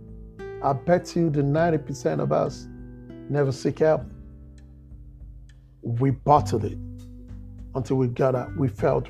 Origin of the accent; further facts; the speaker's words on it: Nigeria; I'm an African. I'm a Nigerian. Growing up in Nigeria